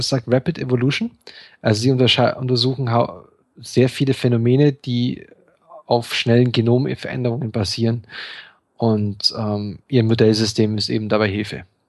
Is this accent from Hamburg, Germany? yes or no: no; Bavaria, Germany; wir kommen ja beide aus Bayern